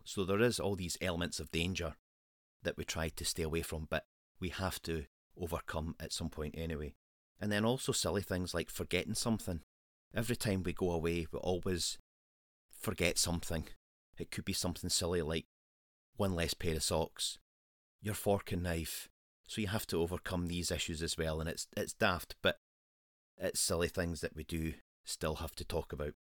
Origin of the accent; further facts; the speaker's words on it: Scotland, United Kingdom; Scotland is my home country.